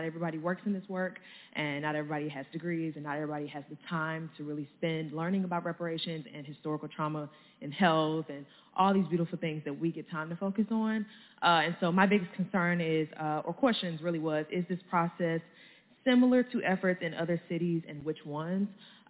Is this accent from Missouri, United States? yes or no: yes; Ferguson, Missouri, United States; I am a St. Louis County resident. I'm from Ferguson, Missouri.